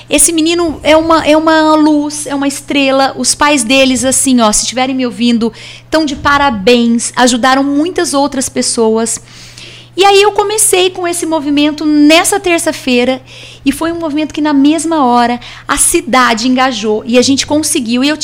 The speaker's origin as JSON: {"language": "Portuguese", "town": "Batatais", "region": "São Paulo", "country": "Brazil", "said": "ah, de onde você é? De Batatais, nossa, a cidade daquela chacina."}